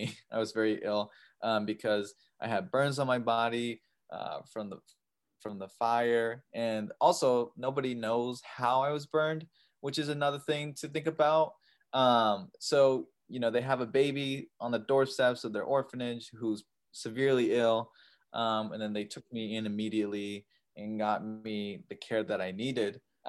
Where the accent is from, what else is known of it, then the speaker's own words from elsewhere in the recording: Seattle, Washington, United States; also born or lived in Taiyuan, China; as you heard. I'm adopted from China. I was adopted at just 6 years old. And I believe the province was, I'm going to butcher the name, but Taiyuan Shanxi. And I was adopted to a loving family in Seattle